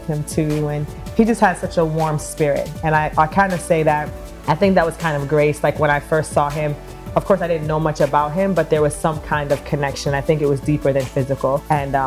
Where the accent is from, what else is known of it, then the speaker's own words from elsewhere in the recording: Kingston, Jamaica; moved away; I was born in Kingston, Jamaica